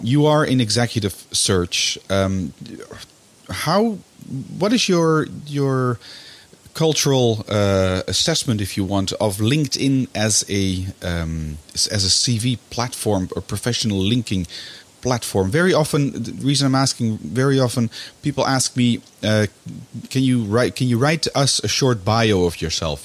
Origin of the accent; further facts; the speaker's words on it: Netherlands; now in Brussels, Belgium; my, my home country, which is the Netherlands